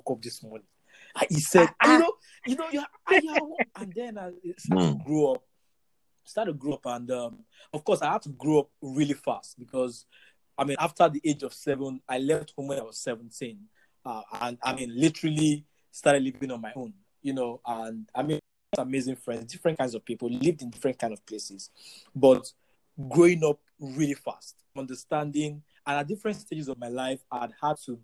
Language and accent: English; Ife, Osun, Nigeria; growing up in Four Square Gospel Church in Ife